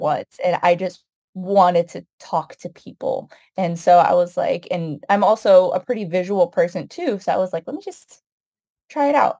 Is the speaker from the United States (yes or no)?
yes; United States; I was born and raised here in the United States, but both of my parents immigrated from Palestine